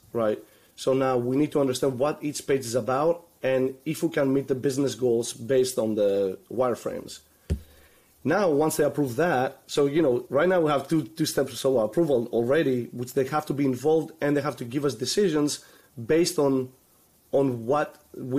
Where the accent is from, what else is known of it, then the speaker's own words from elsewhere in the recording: Greece; moved away; also born or lived in Orlando; I'm originally from Greece